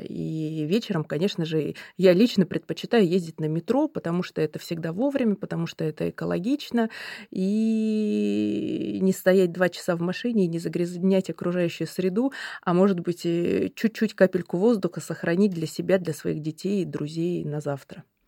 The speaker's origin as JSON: {"language": "Russian", "country": "Russia", "tie": "born or raised there", "moved": "yes", "said": "я родилась э, на Байкале"}